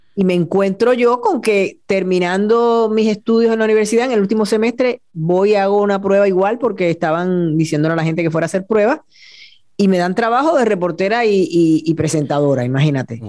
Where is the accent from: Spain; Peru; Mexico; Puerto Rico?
Puerto Rico; Añasco; also born or lived in Mayagüez / San Juan; yo nací en Mayagüez, pero siempre tengo que aclarar que soy de Añasco